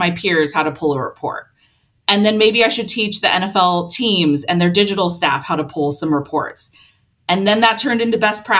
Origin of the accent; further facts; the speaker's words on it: Long Beach, California, United States; my hometown in Long Beach, California